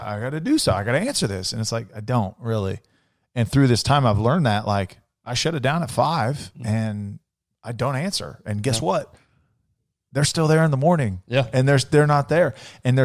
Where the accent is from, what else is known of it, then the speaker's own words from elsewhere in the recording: Vacaville, California, United States; moved away; also born or lived in Clovis; I'm from California